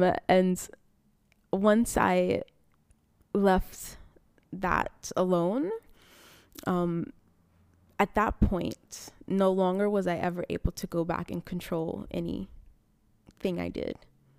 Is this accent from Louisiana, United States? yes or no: yes; Rayne, Louisiana, United States; now in Germany; Originally, I'm from a little town outside Lafayette. It's called Rain.